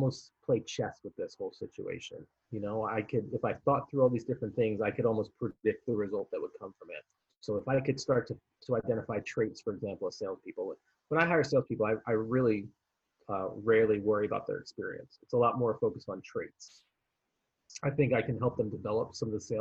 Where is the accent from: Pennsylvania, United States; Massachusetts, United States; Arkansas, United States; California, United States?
Pennsylvania, United States; Philadelphia; moved away as an adult; also born or lived in Miami, Florida; I was from Philadelphia. I was going to go back there for the summer anyway.